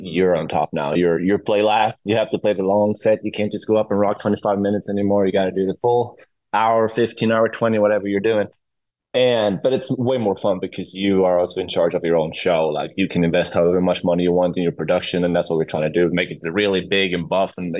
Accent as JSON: {"language": "English", "country": "Sweden", "moved": "as an adult", "lives_now": "Los Angeles, United States", "said": "I'm from Sweden. My roots are in Sweden."}